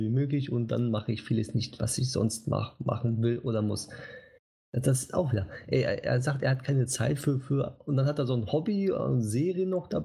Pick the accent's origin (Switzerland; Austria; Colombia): Switzerland; Weiß nicht, ob ich hm, da als Schweizer ja. mitmachen darf.